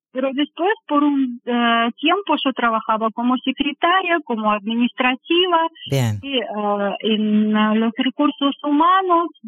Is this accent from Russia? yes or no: yes; Volgograd, Volgograd Oblast, Russia; Spanish is a second language; moved away as an adult; now in Uruguay; De sur de Rusia, soy de Volgogrado. Es una ciudad bastante famosa, es pasado Stalingrado, que es muy conocida por la batalla.